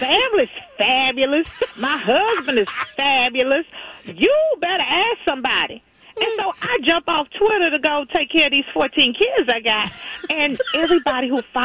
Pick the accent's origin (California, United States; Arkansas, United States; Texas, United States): Texas, United States; I'm a cowgirl from Texas